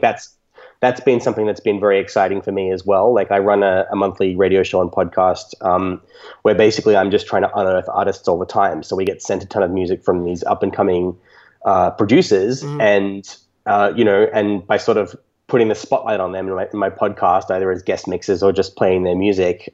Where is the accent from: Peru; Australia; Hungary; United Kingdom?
Australia; nice private school in, in my hometown in Australia.